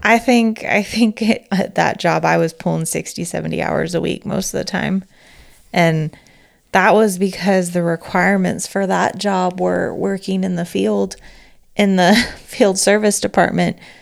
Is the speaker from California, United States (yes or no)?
yes; California, United States; accent: Valley Girl; I'm from California.